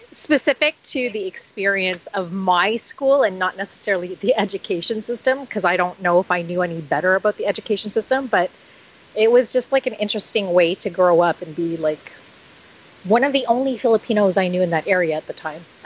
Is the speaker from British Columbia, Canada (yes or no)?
no; Toronto, Ontario, Canada; I was in the Catholic uh, Toronto Catholic School Board system